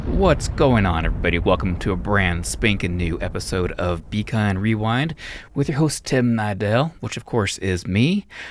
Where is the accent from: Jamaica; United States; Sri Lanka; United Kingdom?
United States; Reno, Nevada; I'm from Reno, Nevada, so gambling was everywhere